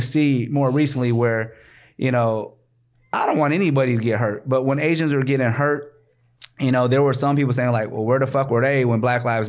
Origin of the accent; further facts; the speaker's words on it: Minneapolis, Minnesota, United States; I grew up in North Minneapolis around all Black folks.